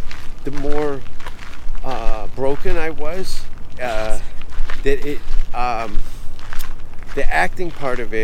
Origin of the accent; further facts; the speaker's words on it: Hamilton, Ontario, Canada; moved away as an adult; now in United States; I grew up in an Italian neighborhood in just outside of my hometown of Hamilton for a few years